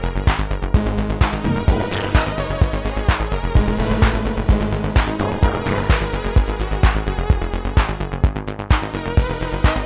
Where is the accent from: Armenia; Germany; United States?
Germany; Flensburg, Schleswig-Holstein; so I was singing two bands here in my hometown Flensburg.